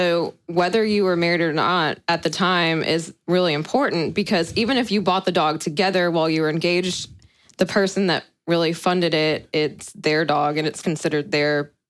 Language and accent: English; Tampa, Florida, United States; moved away as an adult; also born or lived in South Carolina; now in Charlotte, United States; I was born and raised in Tampa, Florida.